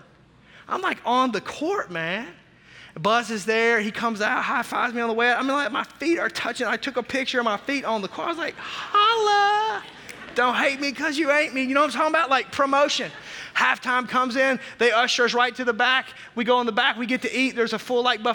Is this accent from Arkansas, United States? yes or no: yes; Arkansas, United States; also born or lived in Tulsa, Oklahoma; now in Milwaukee, United States; growing up in Arkansas